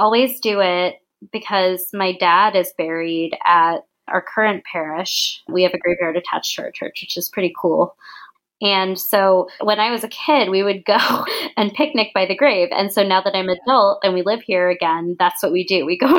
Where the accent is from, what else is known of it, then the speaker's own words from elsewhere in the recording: United States; I say this in quotations, of course, because we're both American